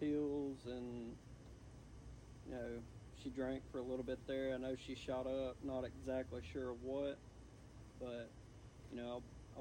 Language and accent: English; Blue Springs, Mississippi, United States; A lot of y'all know I grew up in Blue Springs, Mississippi